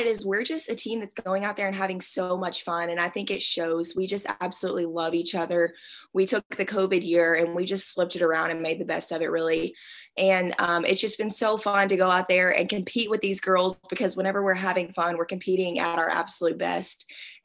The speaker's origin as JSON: {"language": "English", "region": "Arkansas", "country": "United States"}